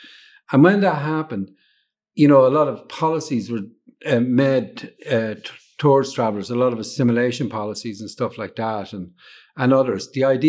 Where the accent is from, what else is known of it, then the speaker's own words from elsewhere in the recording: Dublin, Leinster, Ireland; I was born in Dublin, but I traveled quite a lot. So, you know, so although I'm from Dublin, I identify with Dublin kind of in one way, you know, but I'm a traveler